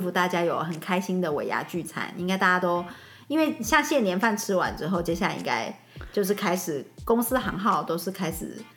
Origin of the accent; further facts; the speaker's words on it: Lukang, Changhua County, Taiwan; moved away; 因为我们的家乡是鹿港